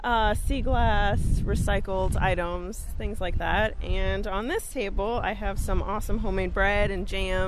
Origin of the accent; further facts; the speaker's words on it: Houlton, Maine, United States; I'm from Houlton.